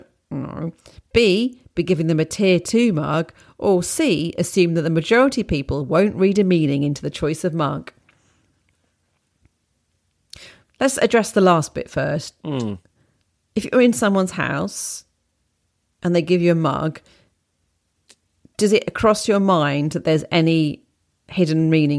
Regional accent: Wales, United Kingdom; The puffin is my favourite as I grew up near Puffin Island.

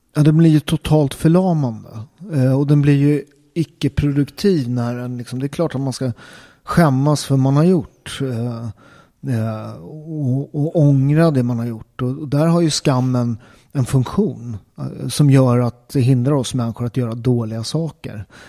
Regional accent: Upplands Väsby, Stockholm County, Sweden; jag är uppväxt i Upplands Väsby, en förort eh, till Stockholm.

